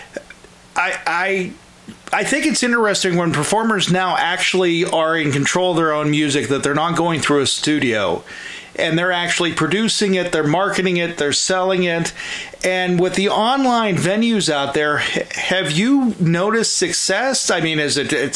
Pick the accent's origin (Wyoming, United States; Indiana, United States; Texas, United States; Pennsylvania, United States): Pennsylvania, United States; Pittsburgh; I'm from the Pittsburgh area